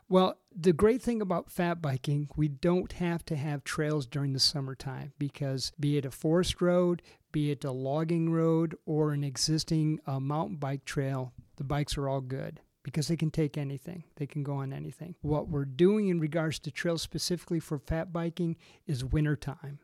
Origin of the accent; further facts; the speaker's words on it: Racine, Wisconsin, United States; moved away; also born or lived in Michigan / Texas; I was originally from, uh, Racine, Wisconsin, ended up in Michigan.